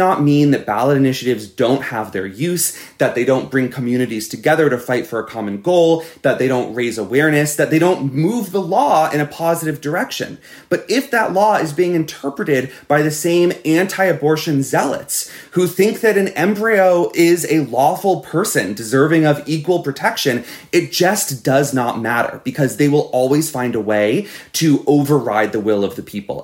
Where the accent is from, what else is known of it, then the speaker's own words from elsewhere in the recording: Florida, United States; my home state of Florida